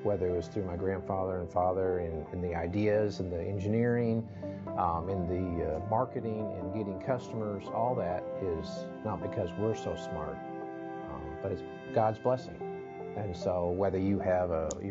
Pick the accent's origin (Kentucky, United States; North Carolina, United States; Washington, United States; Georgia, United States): Kentucky, United States; Lexington; I'm from Lexington, Kentucky